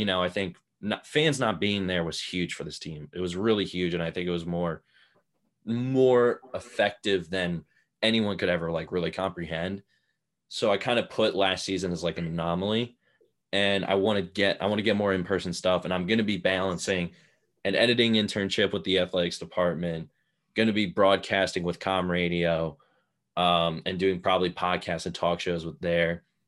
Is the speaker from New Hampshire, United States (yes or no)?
no; Abington, Pennsylvania, United States; Montgomery County, which is like Philadelphia area.